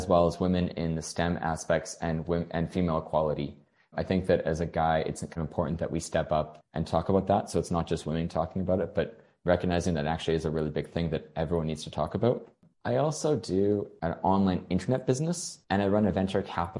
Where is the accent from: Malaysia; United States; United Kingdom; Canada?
Canada; moved away as an adult; also born or lived in Hong Kong; now in Australia; I'm from Canada, and so I'm living in Australia.